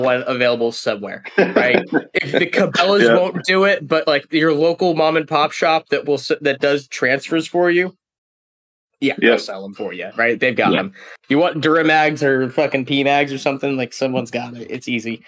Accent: Colorado, United States; moved away as an adult; I'm from Colorado. When we passed the mag ban, I was graduating high school

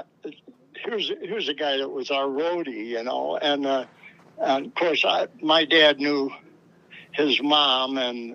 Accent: Chicago, Illinois, United States; moved away as an adult; also born or lived in Los Angeles / New York; I lived in Chicago most of my life, man, almost all of it, you know, except for the last 14 years.

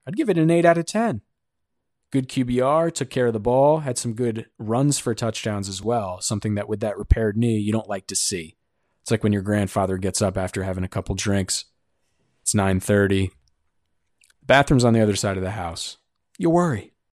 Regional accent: Northeast, United States; I'm from the Northeast

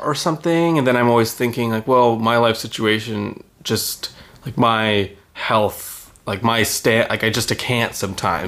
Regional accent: Texas, United States; I'm from Texas

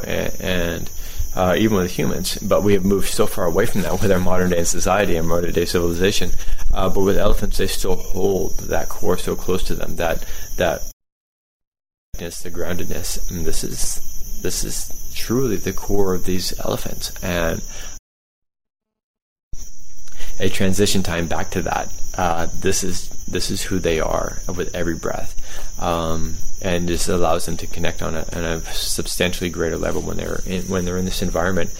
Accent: United States; moved away; as an American

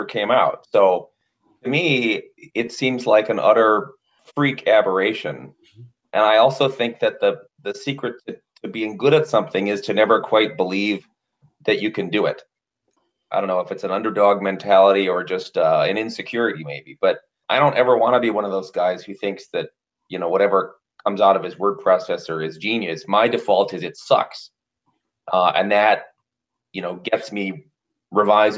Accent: Wisconsin, United States; my home state

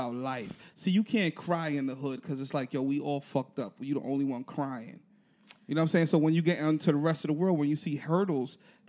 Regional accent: New York City, New York, United States; Born and raised in the BX.

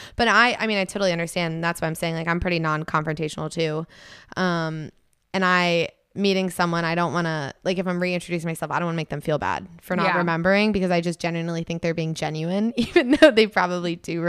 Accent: New Jersey, United States; I'm from New Jersey. LOL.

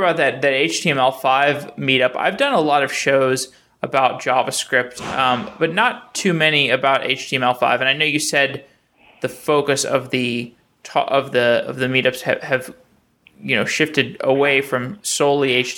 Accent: Austin, Texas, United States; now in Seattle, United States; I'm from Austin originally. I'm in Seattle right now

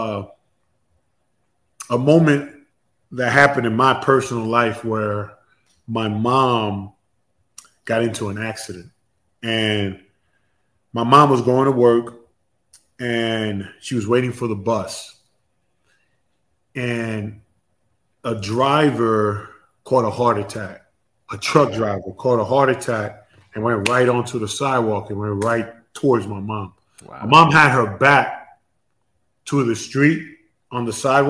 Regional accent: New York City, New York, United States; I'm from Queens

